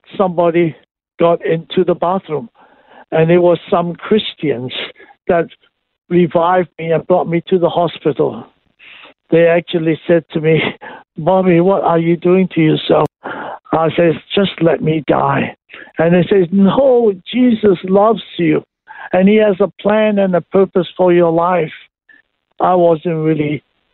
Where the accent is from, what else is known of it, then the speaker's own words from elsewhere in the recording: Hong Kong; I was born and raised in Hong Kong